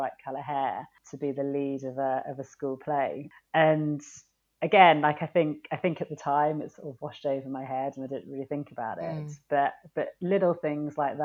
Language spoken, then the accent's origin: English; United Kingdom; also born or lived in Sri Lanka; I am British